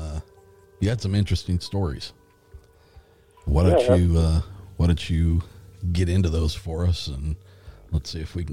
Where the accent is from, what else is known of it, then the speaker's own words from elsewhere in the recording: Indiana, United States; my home state in Indiana.